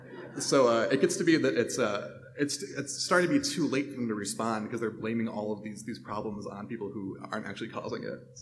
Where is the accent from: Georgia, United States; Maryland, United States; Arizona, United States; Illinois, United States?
Arizona, United States; Tucson; I grew up in Tucson.